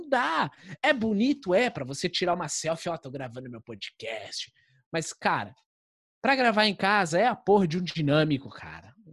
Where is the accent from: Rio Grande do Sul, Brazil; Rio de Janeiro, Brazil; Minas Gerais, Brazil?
Rio Grande do Sul, Brazil; Eu sou gaúcho, tá? Eu posso falar mal de gaúcho. Eu tenho toda a liberdade para falar